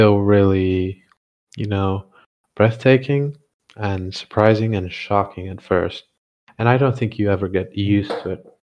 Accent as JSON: {"language": "English", "country": "Bulgaria", "tie": "born or raised there", "also_born_or_lived": "Shanghai, China", "moved": "as an adult", "said": "we're from different cities in Bulgaria"}